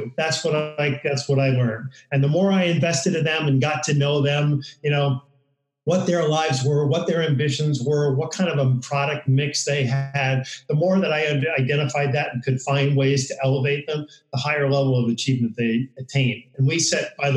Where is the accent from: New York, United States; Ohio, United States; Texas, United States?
New York, United States; now in San Diego, United States; I grew up in New York